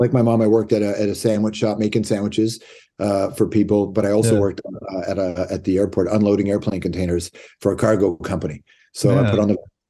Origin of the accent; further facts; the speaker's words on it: Toronto, Ontario, Canada; Toronto. Yeah, I grew up in Toronto